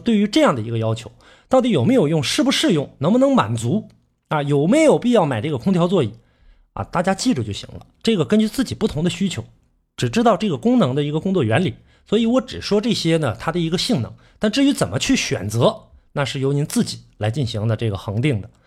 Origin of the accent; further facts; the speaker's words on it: Northeast China, China; accent: Northeastern Mandarin (Dongbei); 这个是我们东北话啊